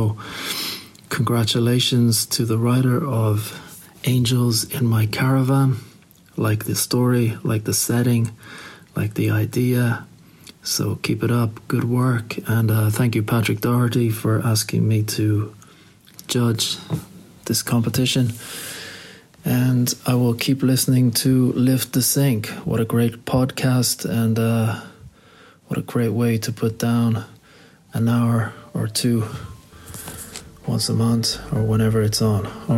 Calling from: Shanghai, China; I'm calling today from Shanghai in China.

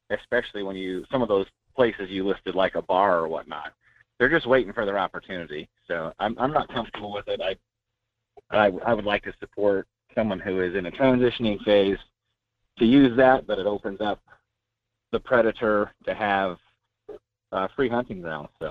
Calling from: North Pole, Alaska, United States; Hey, Michael. This is … in North Pole.

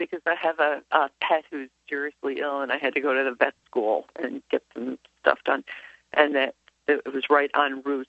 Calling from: Ithaca, New York, United States; also born or lived in France; I'm calling from Ithaca.

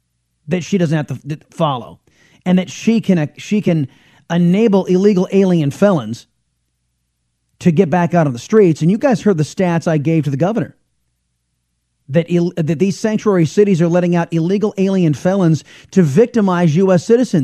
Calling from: Texas, United States; First off, I'm broadcasting from Texas. I feel perfectly welcome. Of course, I'm a liberty-loving Latino.

